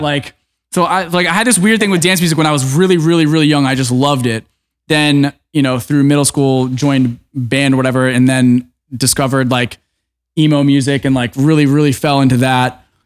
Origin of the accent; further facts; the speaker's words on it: Orlando, Florida, United States; moved away; I grew up in Orlando